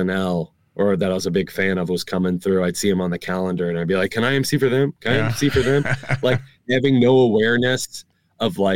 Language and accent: English; Northern Kentucky, United States; I was born and raised in Northern Kentucky